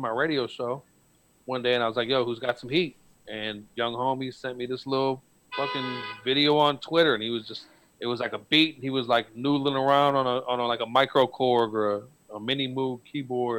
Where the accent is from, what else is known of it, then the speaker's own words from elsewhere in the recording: Detroit, Michigan, United States; I'm from Detroit